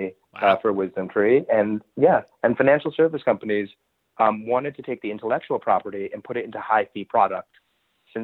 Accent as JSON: {"language": "English", "town": "New York City", "region": "New York", "country": "United States", "tie": "born or raised there", "also_born_or_lived": "New Orleans", "said": "in New Orleans, but grew up most of my life in New York City"}